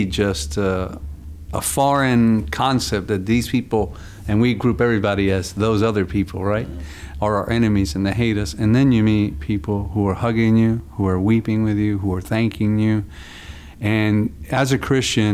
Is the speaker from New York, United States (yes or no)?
yes; New York City, New York, United States; moved away; also born or lived in Dallas, Texas; I'm born and raised in the South Bronx